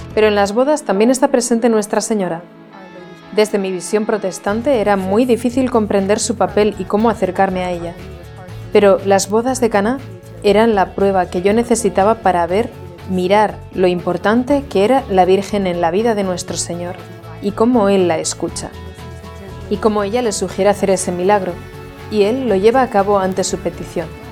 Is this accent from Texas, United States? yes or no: no; Jacksonville, Florida, United States; soy de Jacksonville, Florida, Estados Unidos